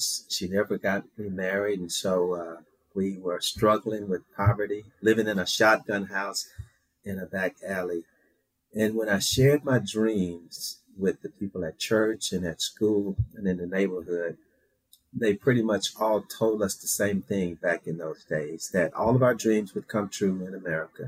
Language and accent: English; Shreveport, Louisiana, United States; 5-year-old boy growing up in Shreveport, Louisiana